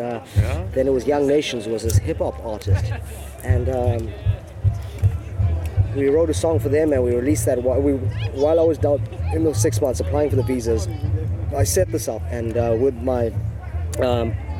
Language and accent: English; Durban, KwaZulu-Natal, South Africa; I'm from Durban, KwaZulu-Natal